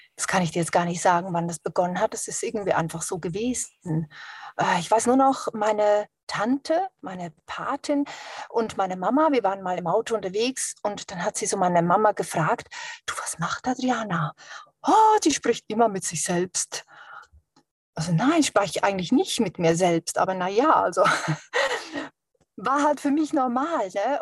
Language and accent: German; Switzerland; Ich bin ja auch Schweizerin